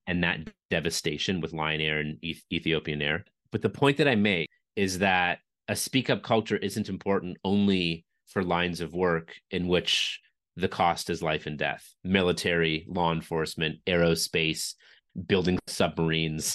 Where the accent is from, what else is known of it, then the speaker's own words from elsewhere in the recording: Canada; I'm from Canada